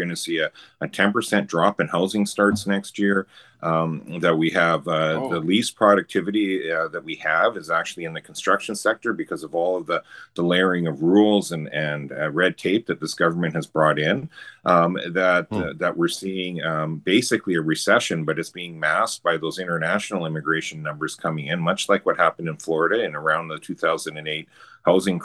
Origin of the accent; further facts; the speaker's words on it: the interior of BC, British Columbia, Canada; also born or lived in Edmonton, Alberta; I'm from the interior of BC.